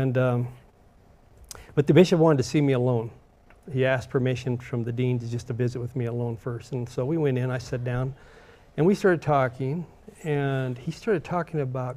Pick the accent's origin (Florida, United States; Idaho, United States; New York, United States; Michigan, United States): Idaho, United States; Boise; growing up in Boise